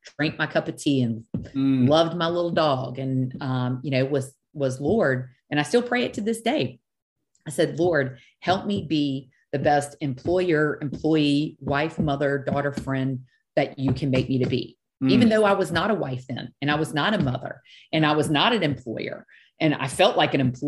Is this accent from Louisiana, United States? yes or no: yes; South Louisiana, United States; I am from South Louisiana